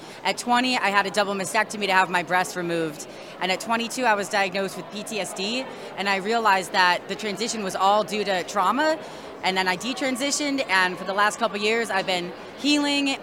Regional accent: Milwaukee, Wisconsin, United States; I'm from Milwaukee, Wisconsin

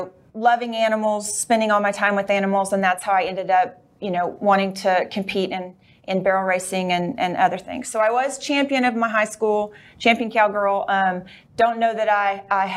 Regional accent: Weatherford, Texas, United States; I'm from Weatherford, Texas. I've always lived there except for when I went to college

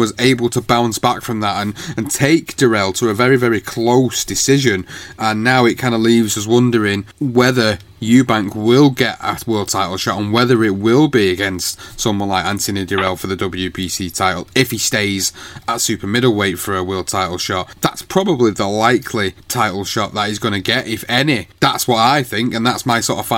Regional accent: United Kingdom; as a British fight fan

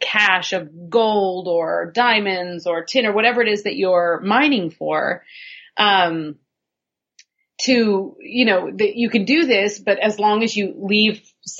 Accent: Northern California, United States; where I grew up in California was mining territory, was the foothills in Northern California

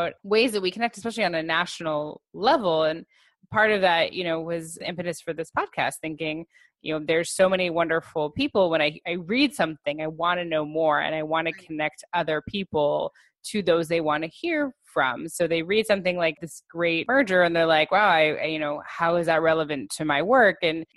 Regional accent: Los Angeles, California, United States; moved away; I'm originally from Los Angeles, and out there I was very involved in their Jewish professional organization

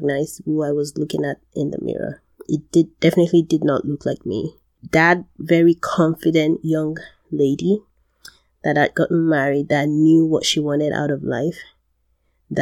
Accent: Nigeria; I'm from Nigeria.

